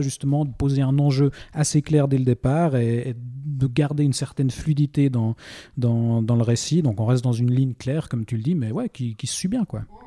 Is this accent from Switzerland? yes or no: yes; Switzerland; chez nous en Suisse